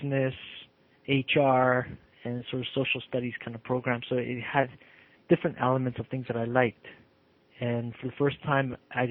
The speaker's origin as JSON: {"language": "English", "town": "Toronto", "region": "Ontario", "country": "Canada", "tie": "born or raised there", "also_born_or_lived": "Argentina / Uruguay", "said": "Grew up in the Gene Shepherd, Gene Finch area of Toronto"}